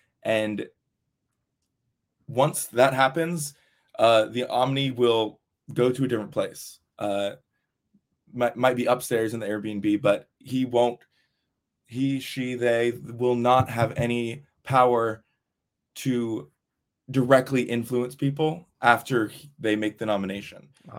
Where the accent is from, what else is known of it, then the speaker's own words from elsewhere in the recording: Texas, United States; Oh, yes. I was from Texas.